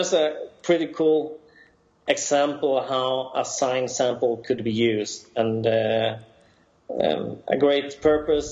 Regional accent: Sweden; accent: Swedish; my Swedish accent

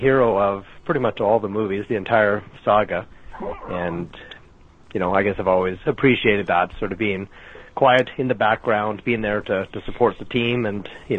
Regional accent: Saskatchewan, Canada; now in Alberta, Canada; Actually, I'm originally from Saskatchewan

